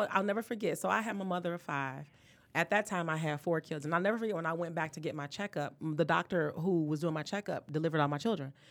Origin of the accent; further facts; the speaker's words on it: Detroit, Michigan, United States; I'm born and raised in Detroit